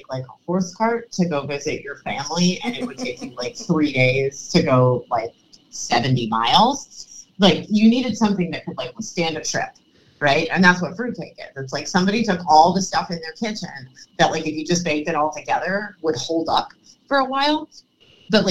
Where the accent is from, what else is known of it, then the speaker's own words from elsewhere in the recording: Cleveland, Ohio, United States; moved away; I'm from Cleveland. We don't really identify as being from Ohio